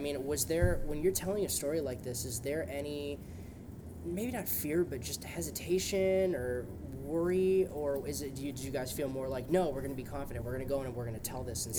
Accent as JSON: {"language": "English", "town": "San Jose", "region": "California", "country": "United States", "tie": "born or raised there", "said": "I've lived here my whole life. I'm actually from San Jose"}